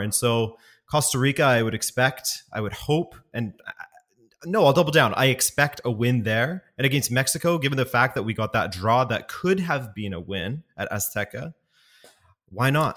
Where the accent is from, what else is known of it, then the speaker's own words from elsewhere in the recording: West Coast, Canada; moved away as an adult; also born or lived in Montreal, Canada; now in Europe; I am from the West Coast originally.